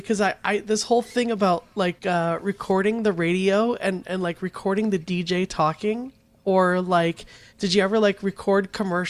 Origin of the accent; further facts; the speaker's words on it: Phoenix, Arizona, United States; because I'm from Phoenix as well.